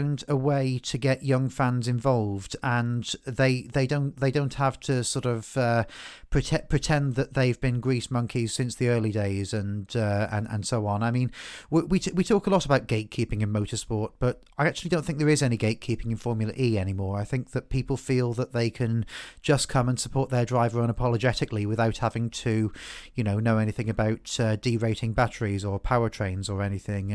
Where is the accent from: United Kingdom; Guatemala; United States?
United Kingdom; England; moved away; being an Englishman who doesn't live in England